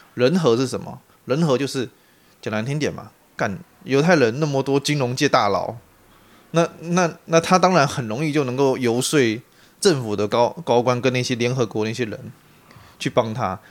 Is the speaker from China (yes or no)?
no; Taiwan; 我是台湾人